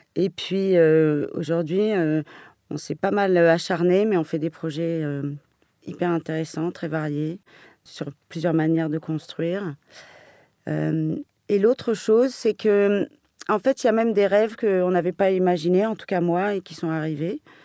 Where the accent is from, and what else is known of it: Paris, Île-de-France, France; born or raised there